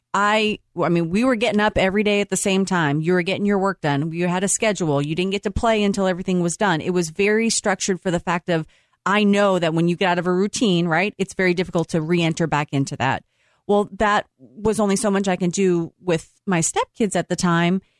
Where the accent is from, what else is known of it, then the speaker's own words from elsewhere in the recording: Boston, Massachusetts, United States; moved away; I'm from Boston